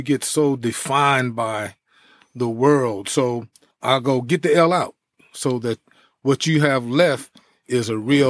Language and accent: English; East Orange, New Jersey, United States; also born or lived in Elizabeth City, North Carolina; Well, actually, I was growing up in New Jersey.